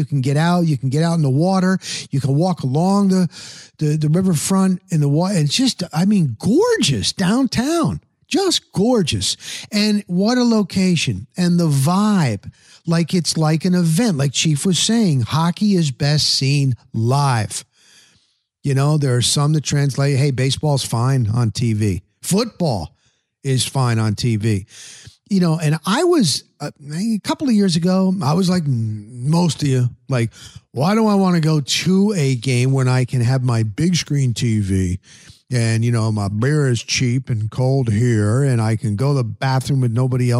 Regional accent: New Jersey, United States; now in Tampa, United States; I'm from Jersey.

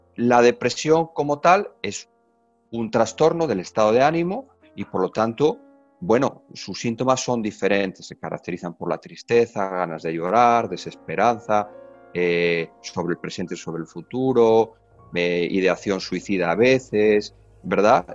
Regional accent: Spain; moved away as an adult; now in Mexico; como español somos los españoles

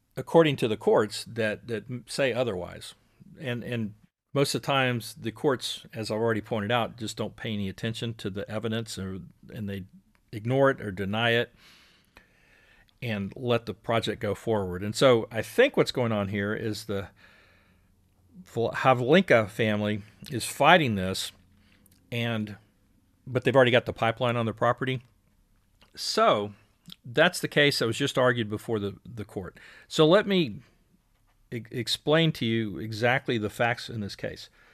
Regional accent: Houston, Texas, United States; now in Austin, United States; I'm a Houston guy originally. Live in Austin or live outside of Austin now

